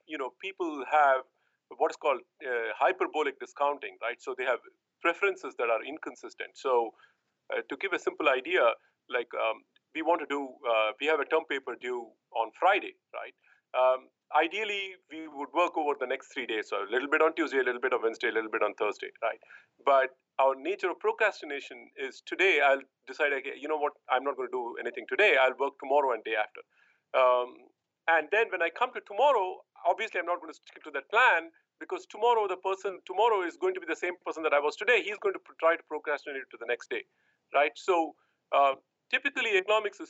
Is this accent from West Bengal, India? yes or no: yes; Kolkata, West Bengal, India; accent: Indian; moved away as an adult; also born or lived in Tamil Nadu, India / St. Louis, United States / New York, United States; now in United States; So I am actually a native of the South, Tamil Nadu, which is in the South. But I grew up in Calcutta, which is in the East.